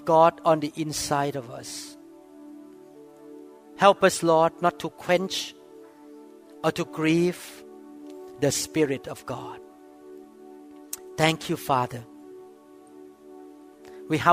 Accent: Thailand; I grew up that way in Thailand

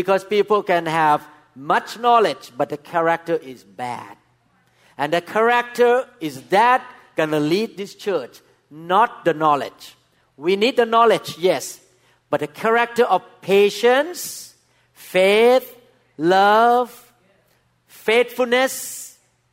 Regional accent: Thailand; English is a second language; moved away as an adult; now in United States; I'm a Thai doctor

